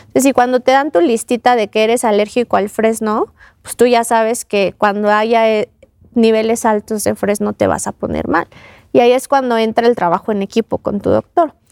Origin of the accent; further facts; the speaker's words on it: Mexico; Nosotros como mexicanos